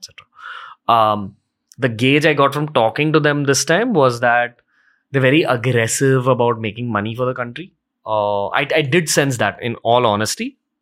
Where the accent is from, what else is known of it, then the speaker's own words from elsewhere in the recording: India; a Hindu young entrepreneur born into upper middle class India